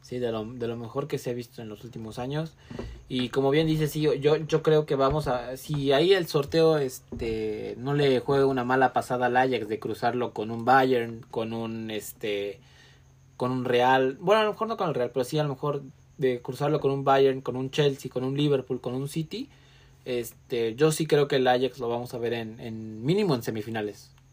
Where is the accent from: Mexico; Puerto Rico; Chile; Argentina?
Mexico; soy mexicano